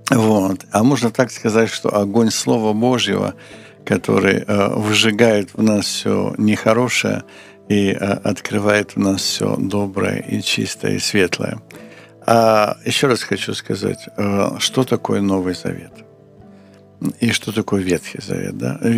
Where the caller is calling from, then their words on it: Kharkiv, Kharkiv Oblast, Ukraine; Здравствуйте, я я из Харькова.